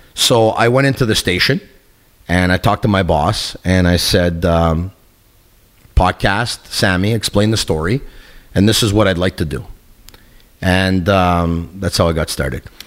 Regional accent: Montreal, Quebec, Canada; I got the chance to do radio in my hometown, in my city

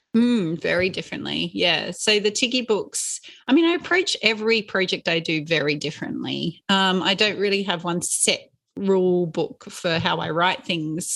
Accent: Inverell, New South Wales, Australia; when I was growing up in Inverell, which is in Western New South Wales

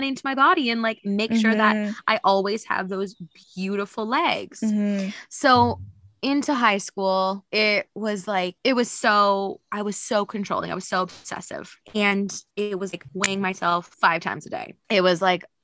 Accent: Saskatoon, Saskatchewan, Canada; moved away; also born or lived in Australia; I'm born and raised in Saskatoon, Saskatchewan

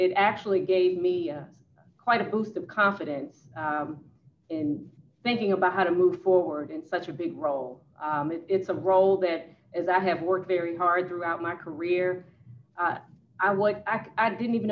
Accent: Petersburg, Virginia, United States; moved away; I hail from Petersburg, Virginia. So I graduated from a predominantly African-American city and high school

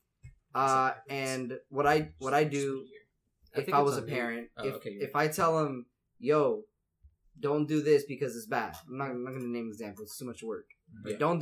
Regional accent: New York, United States; It's my way of talking. I am from New York.

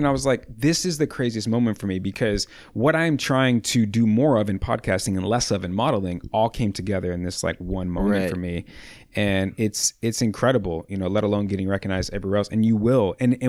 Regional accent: Midwest, United States; growing up in the Midwest in the wintertime and being slow at work in the wintertime at that.

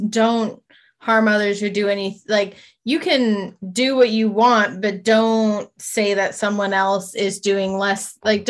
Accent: Snohomish, Washington, United States; I'm, you know, I grew up in Snohomish

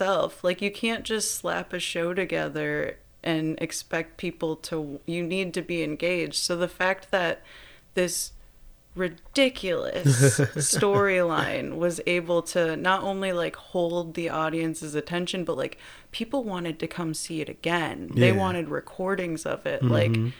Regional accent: Granville, Michigan, United States; Granville, Michigan.

